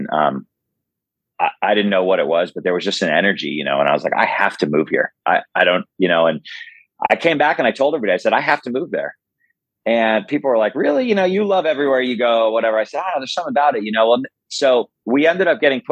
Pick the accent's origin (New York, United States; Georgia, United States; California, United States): California, United States; moved away as an adult; now in St. Louis, United States; I grew up in California